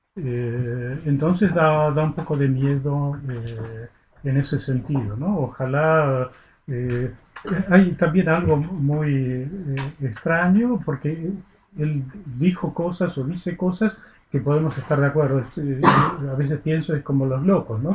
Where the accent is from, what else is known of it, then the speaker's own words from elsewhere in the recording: Argentina; como argentino